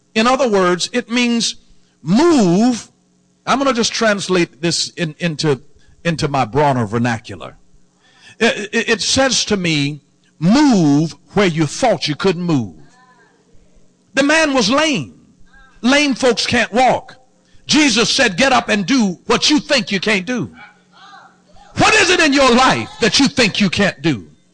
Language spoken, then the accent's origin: English; the South, United States; I'm born and raised in the South